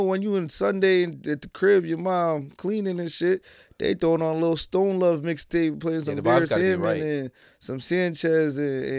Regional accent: Jamaica; I'm Jamaican. Every Jamaican family got a sound. Mm-hmm. I was born into the sound.

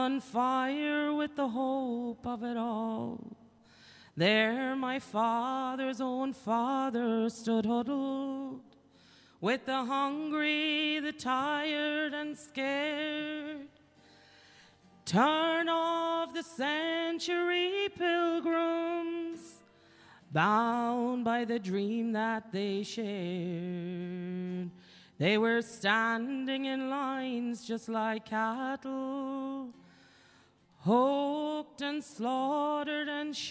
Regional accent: Achill Island, Connacht, Ireland; also born or lived in Cleveland, Ohio; I went to school here in Achill

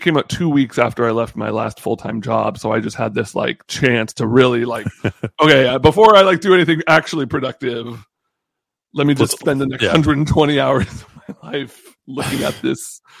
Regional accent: Bahamas; born there; I was born in the Bahamas.

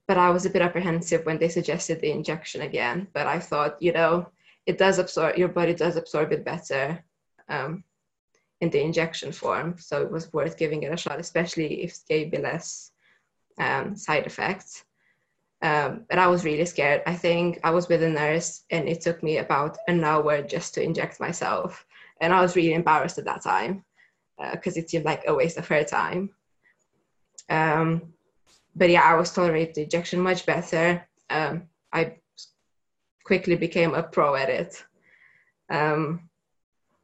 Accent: Romania; moved away as an adult; I'm originally from Romania

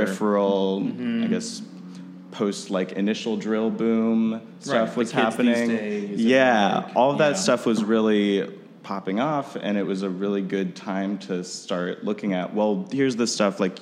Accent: Austin, Texas, United States; now in Chicago, United States; I grew up in Austin, Texas.

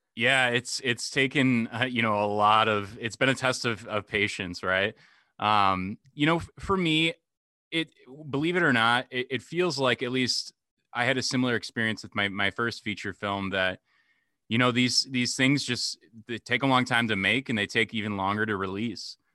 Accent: Dubuque, Iowa, United States; here in my hometown, Dubuque, Iowa, like, every Sunday throughout, throughout high school

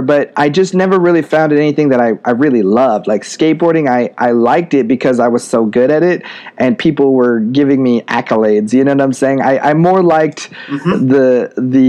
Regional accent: Spokane, Washington, United States; My hometown, Spokane, Washington, is a very unique place

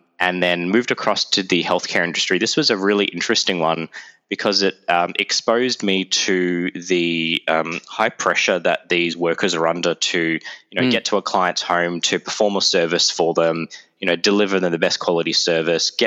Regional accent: Melbourne, Victoria, Australia; accent: Aussie; moved away as an adult; now in Toronto, Canada; my Aussie accent

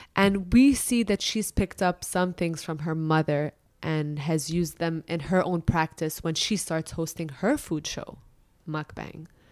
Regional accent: Dubai, United Arab Emirates; also born or lived in Lebanon; I was born and raised in Dubai

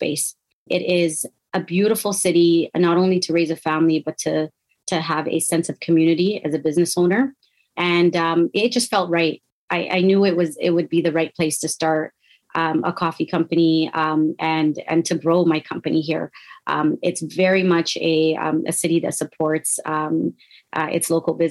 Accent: Toronto, Ontario, Canada; now in Ottawa, Canada; I was living in Toronto, which is where I grew up

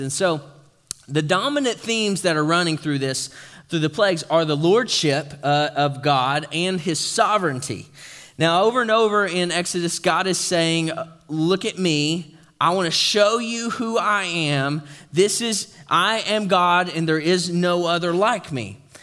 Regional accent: East Tennessee, United States; moved away; I'm from East Tennessee

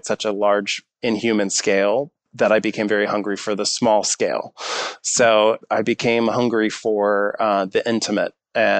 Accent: Missouri City, Texas, United States; Being a young man in Texas, if you're interested in design, there's a few different directions you might be pushed.

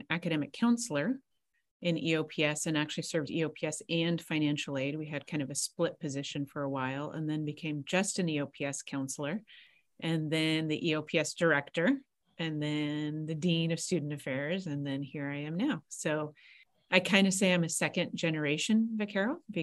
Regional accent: Santa Barbara, California, United States; also born or lived in Los Angeles; born and raised in Santa Barbara, went to Santa Barbara High.

